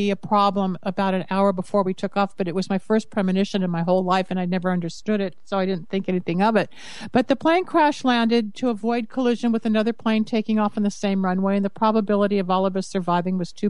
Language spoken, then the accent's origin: English; Los Angeles, California, United States; also born or lived in Michigan; I grew up here in Los Angeles, California, which is where I'm based